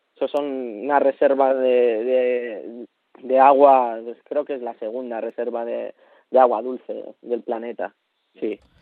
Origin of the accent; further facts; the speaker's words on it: Basque Country, Spain; moved away as an adult; now in Chile; ese me lo traigo del País Vasco, ese conocimiento me lo traigo de, de mi pueblo